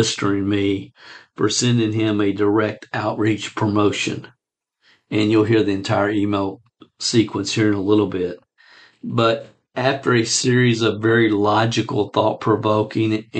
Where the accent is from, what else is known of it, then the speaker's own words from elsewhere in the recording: Stamping Ground, Kentucky, United States; a little dinky town in Kentucky called Stamping Ground Kentucky